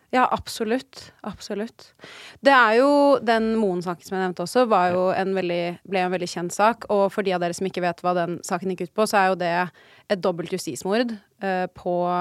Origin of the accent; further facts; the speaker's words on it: Oslo, Norway; moved away; Rett ved der hvor jeg er oppvokst